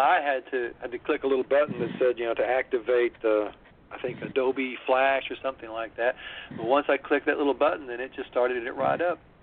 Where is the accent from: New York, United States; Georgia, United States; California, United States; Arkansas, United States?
Arkansas, United States; Monette; now in Memphis, United States; I actually grew up in Arkansas, uh, but I've lived in Memphis now. Uh, actually, I guess more years than I did there.